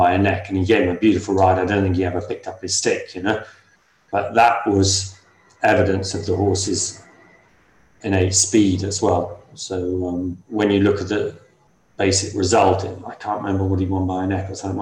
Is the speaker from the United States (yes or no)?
no; Ireland; moved away; I grew up in Ireland, had lots of happy, happy memories there